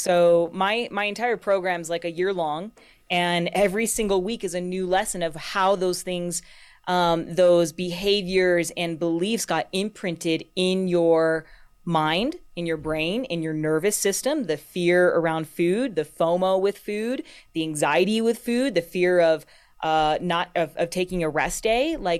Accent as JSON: {"language": "English", "region": "California", "country": "United States", "tie": "born or raised there", "lives_now": "Colorado, United States", "said": "So I grew up in California. I probably spent, you know, about half my life down there. And then once I got in Colorado, I never wanted to leave."}